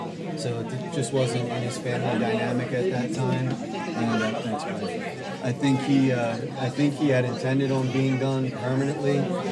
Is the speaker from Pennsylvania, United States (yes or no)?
yes; Trappe, Pennsylvania, United States; I grew up in Trap. I actually went to Perkiomen Valley High School.